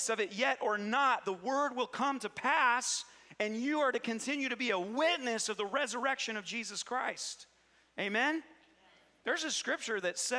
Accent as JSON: {"language": "English", "town": "Cedarville", "country": "United States", "tie": "born or raised there", "said": "Growing up in Cedarville"}